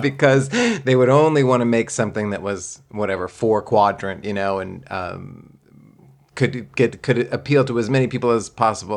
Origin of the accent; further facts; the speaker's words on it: Texas, United States; moved away; I grew up in Texas